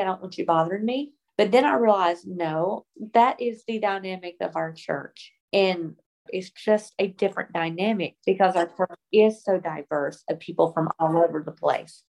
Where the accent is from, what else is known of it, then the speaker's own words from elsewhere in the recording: the South, United States; even though we've lived other places, I was raised in the South